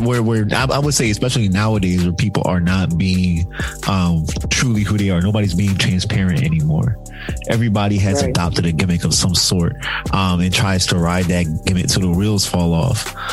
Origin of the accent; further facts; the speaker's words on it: Philadelphia, Pennsylvania, United States; we're from Philadelphia